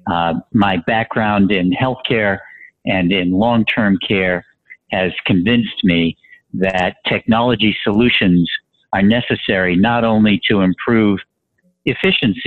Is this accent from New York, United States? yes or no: no; Boston, Massachusetts, United States; I'm from Boston